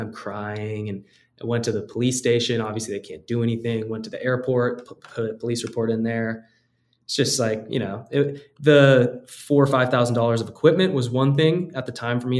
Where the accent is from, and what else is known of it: United States